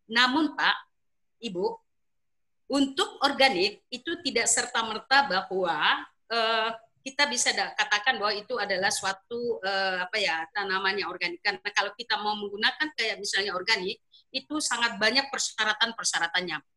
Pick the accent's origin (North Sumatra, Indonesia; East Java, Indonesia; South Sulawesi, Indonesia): South Sulawesi, Indonesia; Makassar; khususnya di daerah saya sendiri di daerah Makassar itu wilayah-wilayah Sulawesi Selatan bagian selatan